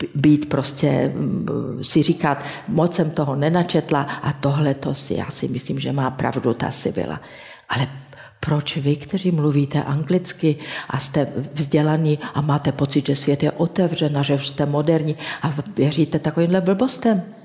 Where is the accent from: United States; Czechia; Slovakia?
Slovakia; Banská Štiavnica, Banská Bystrica Region; V mém rodném městě Banské Šťavnici